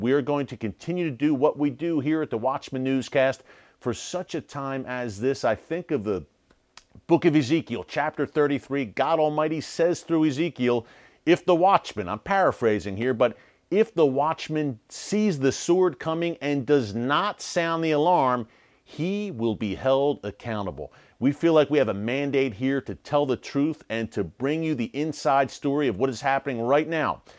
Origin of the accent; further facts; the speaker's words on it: United States; I'm an American